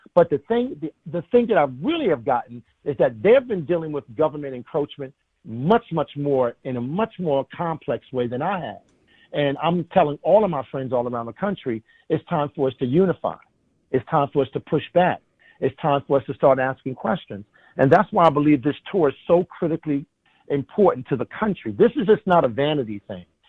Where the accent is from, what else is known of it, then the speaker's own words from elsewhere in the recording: United States; I'm an American